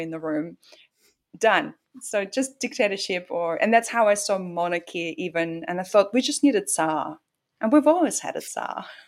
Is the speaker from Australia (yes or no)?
no; Russia; moved away; Growing up in Russia was very, it's like living in the box almost literally